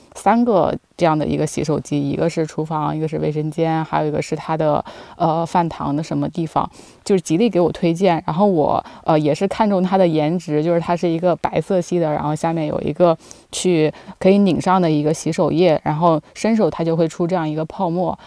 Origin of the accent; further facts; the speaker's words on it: near the Yangtze River, Yangtze River area, China; now in Beijing, China; 其实我的老家是在长江附近，其实那边是非常的湿润的